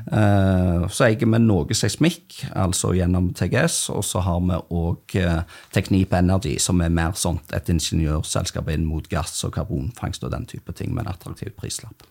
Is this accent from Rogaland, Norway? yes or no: yes; Stavanger, Rogaland, Norway; Jeg er fra Stavanger